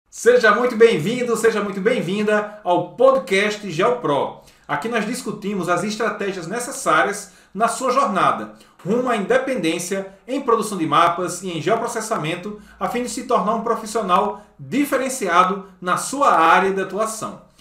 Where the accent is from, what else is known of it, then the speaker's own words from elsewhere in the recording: João Pessoa, Paraíba, Brazil; Eu sou natural de João Pessoa, que é a capital do estado da Paraíba